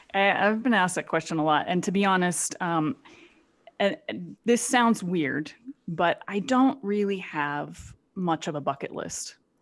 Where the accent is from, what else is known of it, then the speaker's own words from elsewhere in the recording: Phoenix, Arizona, United States; moved away as an adult; any shy young girl growing up in Phoenix, Arizona